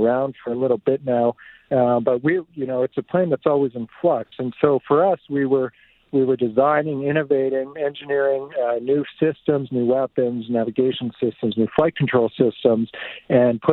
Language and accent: English; Two Hills, Alberta, Canada; also born or lived in Fort Saskatchewan, Alberta; I was born in Fort Saskatchewan, but I grew up mostly on a farm east of there, so by Two Hills. I went to school in Two Hills